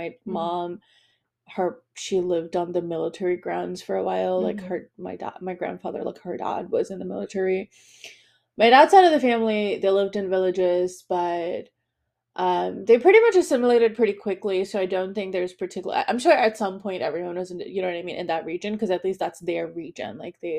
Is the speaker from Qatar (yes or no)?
yes; Qatar; also born or lived in United States; So I grew up in a lot of different cultures, but okay, so I grew up in Qatar, but I am Bengali, but I also moved to the US and I have most of my family in England.